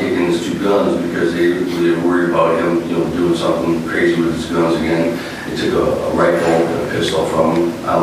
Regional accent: Massachusetts, United States; moved away; I'm from Massachusetts

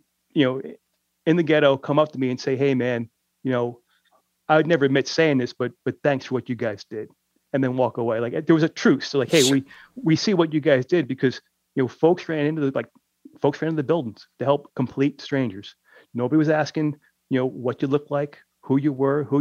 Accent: New York City, New York, United States; here it was in my hometown

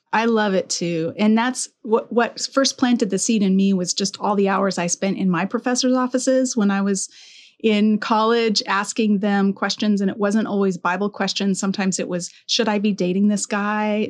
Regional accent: Colorado, United States; also born or lived in Alberta; now in Southern California, United States; I'm from Colorado

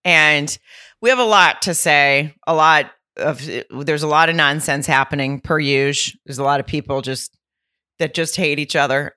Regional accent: Lowell, Arkansas, United States; moved away; I'll be in Arkansas in Lowell slash Rogers at the Grove Comedy Club. And that's my hometown

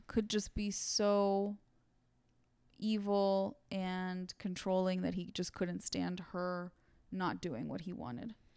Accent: Santa Monica, California, United States; I grew up in Santa Monica

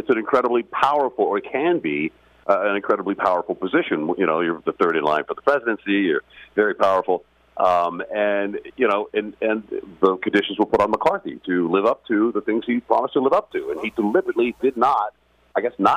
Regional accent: Dallas, Texas, United States; now in Florida, United States; I was born and raised in Dallas

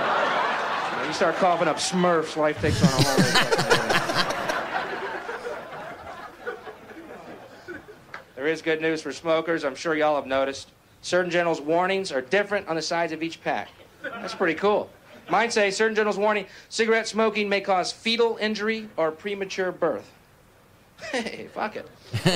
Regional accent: Houston, Texas, United States; I'm from Houston, Texas

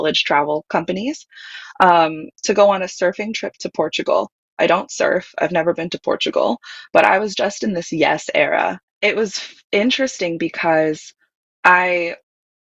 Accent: Hawaii, United States; I grew up in Hawaii

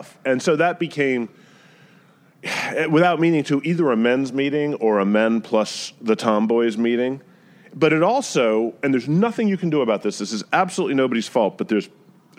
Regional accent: South Carolina, United States; also born or lived in New Jersey; now in New York, United States; being mostly from South Carolina, even though my family is northern in roots, and I was born in Jersey

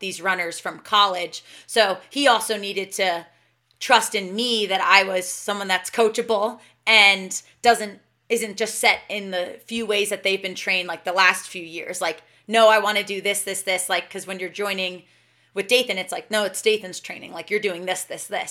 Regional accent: New Jersey, United States; now in Boulder, United States; my hometown in New Jersey

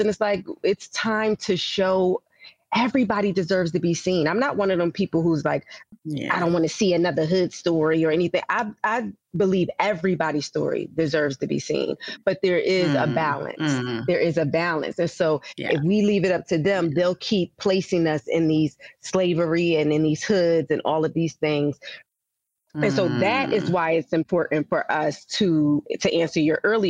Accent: Philadelphia, Pennsylvania, United States; I grew up blue collar. I'm from Philadelphia, so working class

